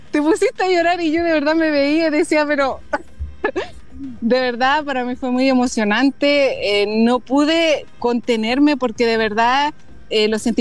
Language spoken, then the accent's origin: Spanish; Chile; somos cuatro chilenas que vamos a estar corriendo la Gran Fondo